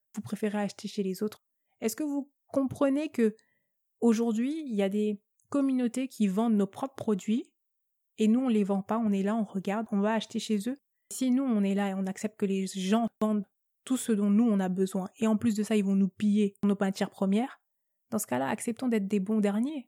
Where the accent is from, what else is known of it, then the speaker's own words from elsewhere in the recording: France; first language French; Je suis née en France. Euh, l'unique langue que je maîtrise parfaitement, c'est le français, donc euh, non, j'ai pas, pas d'accent